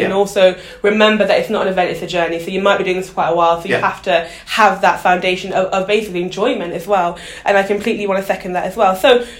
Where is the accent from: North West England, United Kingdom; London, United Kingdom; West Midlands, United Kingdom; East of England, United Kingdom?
West Midlands, United Kingdom; Birmingham; moved away; I'm actually from Birmingham originally, yes.